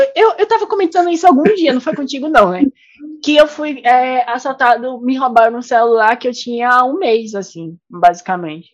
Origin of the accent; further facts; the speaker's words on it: Recife, Pernambuco, Brazil; moved away; also born or lived in Goiás; de onde eu vim, né? Do meu país, Recife